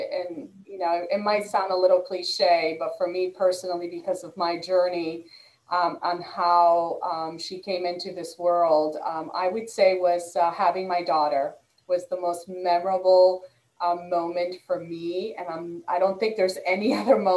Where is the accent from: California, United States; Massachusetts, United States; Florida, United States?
Massachusetts, United States; Boston; moved away; I'm originally from the Northeast and the Boston area. So we get great seafood up there.